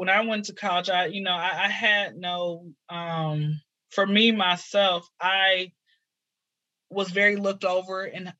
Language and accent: English; Atlanta, Georgia, United States; So born and raised in Atlanta, been here since I was zero.